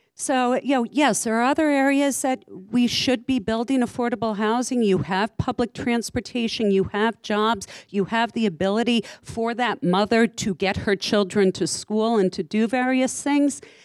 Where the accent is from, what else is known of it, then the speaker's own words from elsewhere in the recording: Saddle River, New Jersey, United States; I grew up in Saddle River